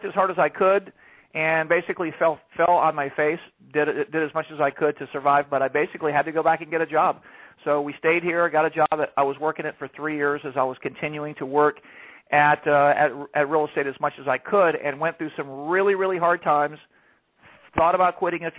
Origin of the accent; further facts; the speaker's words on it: Atlanta, Georgia, United States; moved away as an adult; now in Palm Beach County, United States; I'm originally from Georgia. I lived all my life in Georgia in the Atlanta area, and I moved to Florida in 2007